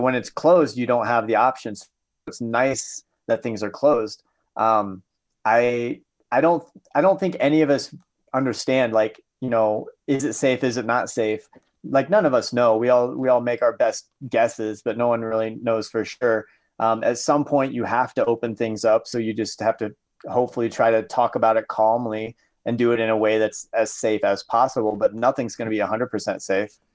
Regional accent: Southern Iowa, United States; moved away; growing up in Southern Iowa

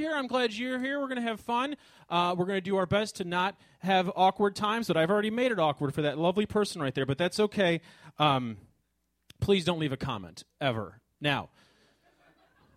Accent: Chicago, Illinois, United States; I am from Chicago

